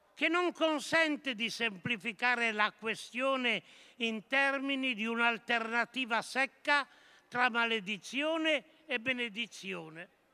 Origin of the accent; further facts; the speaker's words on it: Monferrato, Piedmont, Italy; Nel Monferrato, la mia terra